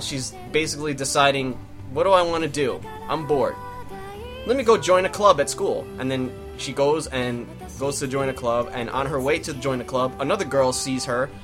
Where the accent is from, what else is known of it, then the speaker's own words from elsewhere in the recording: New York, United States; we're from New York